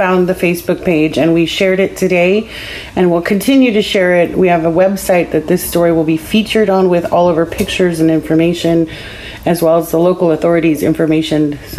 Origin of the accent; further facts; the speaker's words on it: Central Valley, California, United States; personally growing up in the Central Valley, Sonora and all of that surrounding area, it's kind of rough.